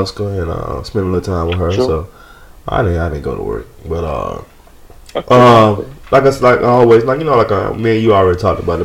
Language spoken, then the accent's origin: English; Atlanta, Georgia, United States; I am from Atlanta, Georgia